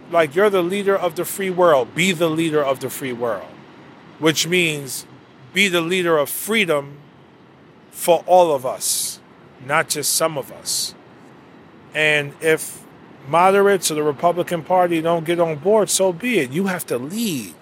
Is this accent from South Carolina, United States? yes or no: no; New York City, New York, United States; I grew up in, you know, close to Spanish Harlem